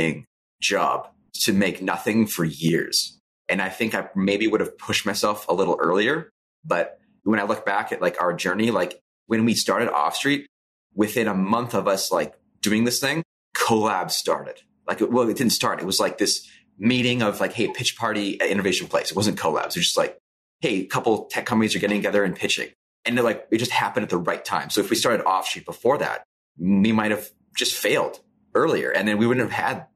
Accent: Saskatchewan, Canada; because we're from Saskatchewan and because it's so small

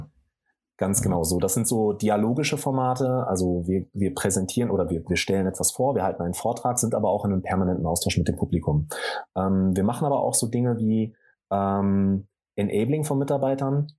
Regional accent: Sauerland, North Rhine-Westphalia, Germany; ich komme ursprünglich aus dem Sauerland, da komme ich auch gerne her, bin in einem kleinen Dorf groß geworden

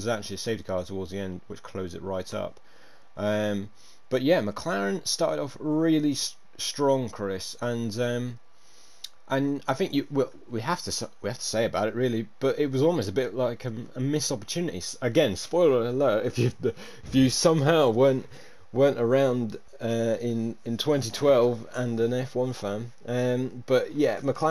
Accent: United Kingdom; as a Brit myself

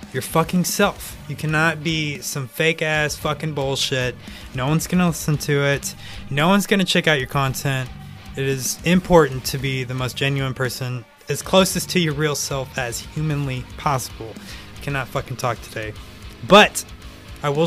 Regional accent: North Carolina, United States; I'm obviously from North Carolina

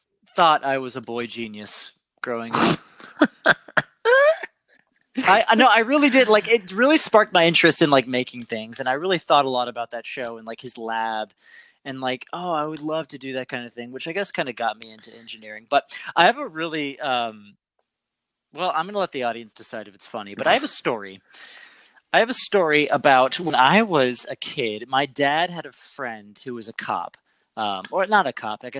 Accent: Summerville, South Carolina, United States; I grew up in Somerville, which is like 30 minutes outside Charleston

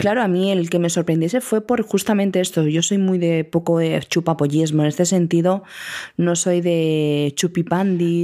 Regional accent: Andalusia, Spain; Como buena andaluza

